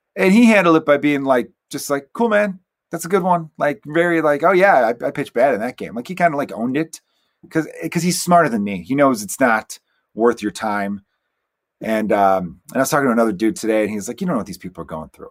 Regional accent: Chicago, Illinois, United States; I'm from Chicago, and it's very cold here, too

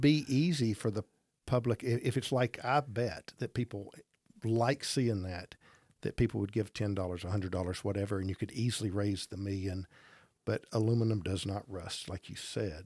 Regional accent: Gadsden, Alabama, United States; born or raised there

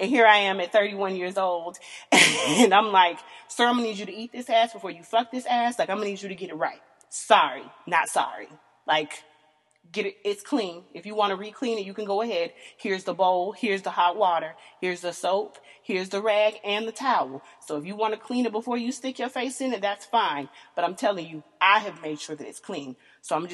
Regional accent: the South, United States; I am born and raised in the South, country girl

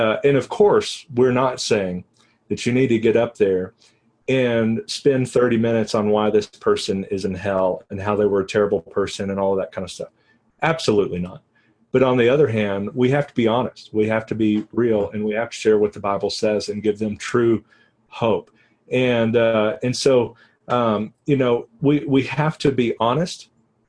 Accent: Texas, United States; now in New Mexico, United States

